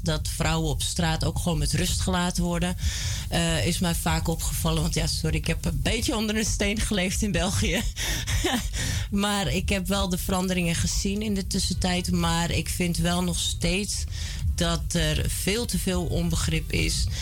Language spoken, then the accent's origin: Dutch; Almere, Flevoland, Netherlands; born or raised there; also born or lived in Amsterdam / Belgium